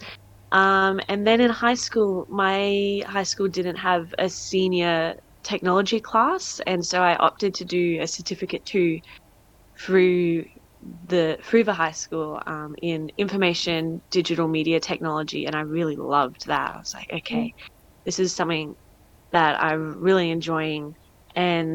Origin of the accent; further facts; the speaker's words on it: Queensland, Australia; moved away as an adult; now in Sydney, Australia; I'm a Bundjalung woman with roots in northern New South Wales, but born and raised in Queensland.